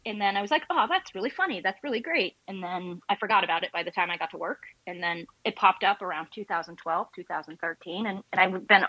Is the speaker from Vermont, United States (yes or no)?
yes; Williston, Vermont, United States; now in Ohio, United States; I grew up in Williston.